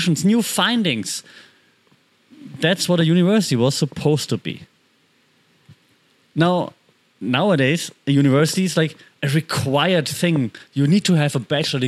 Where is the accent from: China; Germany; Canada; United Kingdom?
Germany; moved away; I grew up in Germany